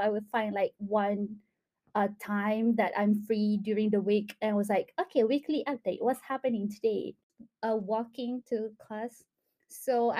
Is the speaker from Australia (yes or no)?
no; Malaysia; moved away as an adult; now in Cardiff, United Kingdom; I'm from Malaysia